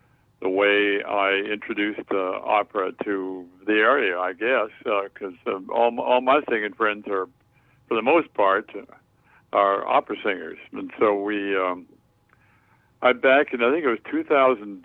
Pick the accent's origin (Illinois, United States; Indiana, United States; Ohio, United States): Illinois, United States; Chicago; my childhood as a little boy, choir boy in St. Paul's Episcopal Church in Hyde Park